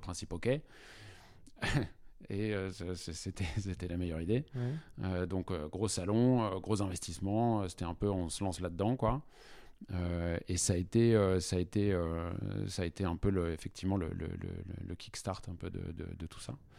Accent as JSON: {"language": "French", "town": "Paris", "region": "Île-de-France", "country": "France", "tie": "born or raised there", "said": "j'ai fait mon collège, lycée à Paris"}